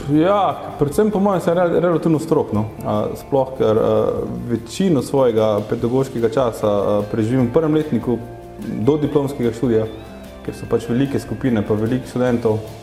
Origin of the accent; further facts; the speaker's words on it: Carinthia, Slovenia; v osnovi izhajam iz Koroške